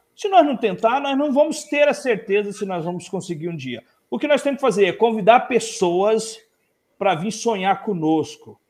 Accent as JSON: {"language": "Portuguese", "area": "Araguaia region", "region": "Mato Grosso", "country": "Brazil", "tie": "born or raised there", "also_born_or_lived": "Cuiabá / Goiânia / Barra do Garças", "said": "Eu nasci ali em Araguaia e moro uhum. em Ribeirãozinho"}